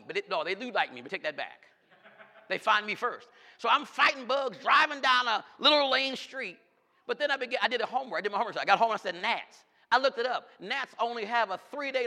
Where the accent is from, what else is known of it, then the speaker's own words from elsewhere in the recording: New York, United States; I'm from New York.